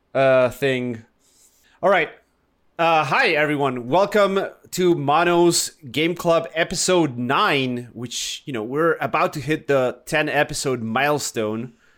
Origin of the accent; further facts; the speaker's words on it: Argentina; now in Chile; I'm Argentinian, but I live in Chile